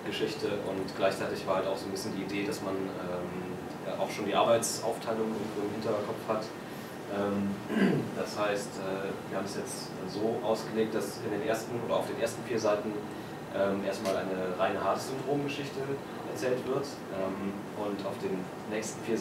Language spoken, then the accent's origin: German; Chemnitz, Saxony, Germany; Für Insider Chemnitz ist meine Heimatstadt